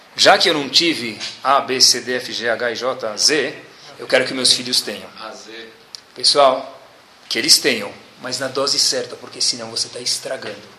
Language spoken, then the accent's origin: Portuguese; Brazil; also born or lived in United States; sou brasileiro